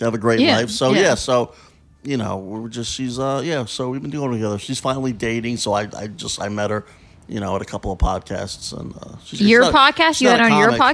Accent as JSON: {"language": "English", "area": "Westchester", "region": "New York", "country": "United States", "said": "I'm from Westchester, New York. I'm right above Yonkers"}